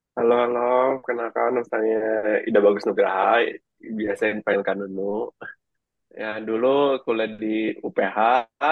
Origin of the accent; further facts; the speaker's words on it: Jakarta, Indonesia; Itu uh, Jakarta Barat. Gue pada dasarnya orang Bali, cuma gue dari lahir di Jakarta. Jadi ya bisa juga dibilang gue orang Jakarta